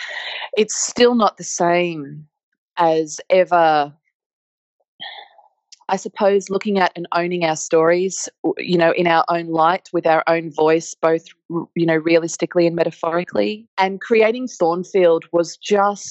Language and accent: English; Australia; also born or lived in central desert, Australia; the landscapes that raised me and the flora and fauna that I grew up with in Australia